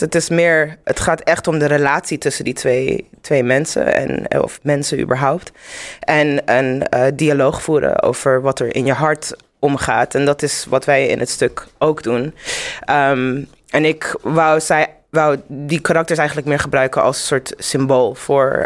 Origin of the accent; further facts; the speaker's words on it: Zimbabwe; also born or lived in Netherlands / Amsterdam; now in London, United Kingdom; ik ben in Zimbabwe opgegroeid